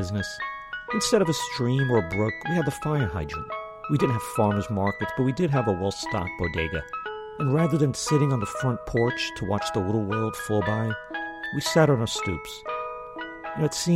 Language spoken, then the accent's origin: English; New York City, New York, United States; growing up in East Harlem in the 70s